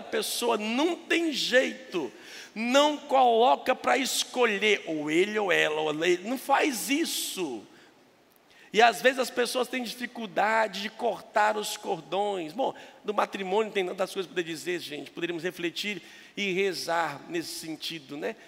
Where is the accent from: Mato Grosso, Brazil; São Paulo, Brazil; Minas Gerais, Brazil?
Minas Gerais, Brazil; moved away; Eu sou mineiro